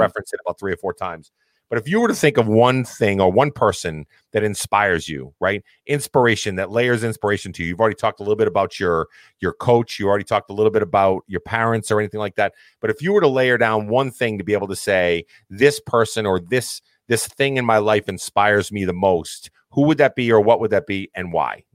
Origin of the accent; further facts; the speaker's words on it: Massachusetts, United States; I'm from Massachusetts, we all spoke our mind